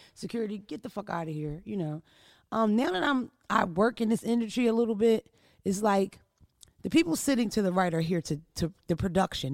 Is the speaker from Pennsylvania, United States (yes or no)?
yes; Philadelphia, Pennsylvania, United States; also born or lived in Wilmington, Delaware; We're from the East Coast. We're from Philadelphia